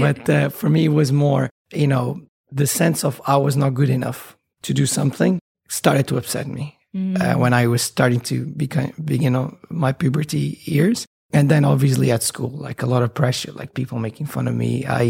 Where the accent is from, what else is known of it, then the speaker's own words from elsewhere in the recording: Bermuda; born there; I was born in Bermuda, by the way, which is a side note.